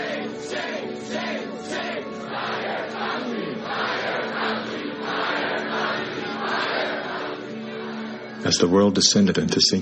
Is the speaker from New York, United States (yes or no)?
no; California, United States; I was raised in California by a single mom